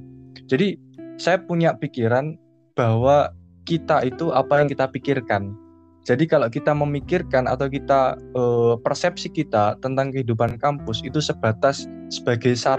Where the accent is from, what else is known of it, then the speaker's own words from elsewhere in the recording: Jepara, Central Java, Indonesia; now in Surabaya, Indonesia; Aku asli Jepara, Jawa Tengah. Sekarang kuliah di program studi Ilmu Sejarah Fakultas Ilmu Budaya Universitas Erlangga Surabaya.